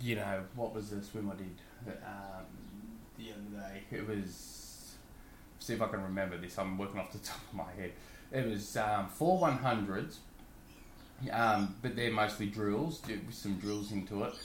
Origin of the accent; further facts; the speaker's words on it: Australia; I'm an Aussie